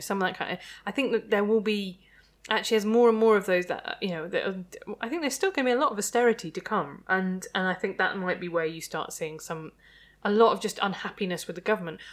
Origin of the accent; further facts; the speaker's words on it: Midlands, United Kingdom; I'm from the Midlands